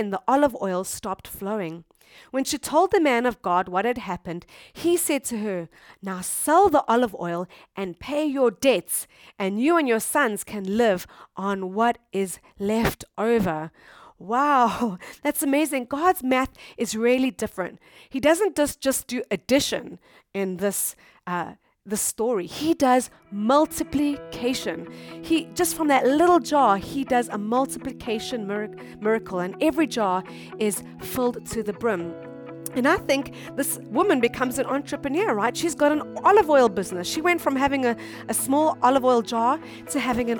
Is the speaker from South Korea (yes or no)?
no; South Africa; moved away as an adult; now in Japan; we come from South Africa, and South Africa is a third world country